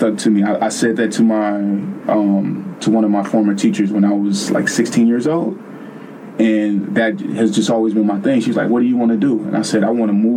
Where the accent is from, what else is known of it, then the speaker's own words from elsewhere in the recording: the Bay Area, California, United States; I'm from the Bay